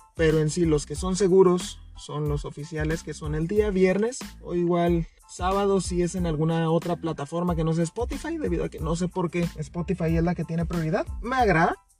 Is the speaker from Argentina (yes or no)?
no; northern Mexico, Mexico; accent: norteño; Vivo literalmente en la axila de México, así que si notan mi acento, dicen, eh, ah, este es del norte.